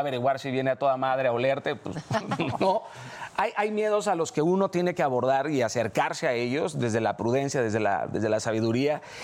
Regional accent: Mazatlán, Sinaloa, Mexico; haber crecido en donde crecí, en Mazatlán, Sinaloa

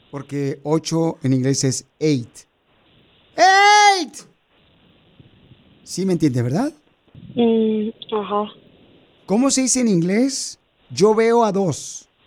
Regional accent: Guatemala; now in United States; acuérdate, ¿a qué venimos de Guatemala a Estados Unidos?

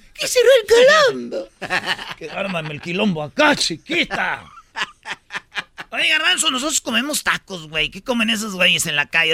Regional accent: Argentina; argentino, igual que yo

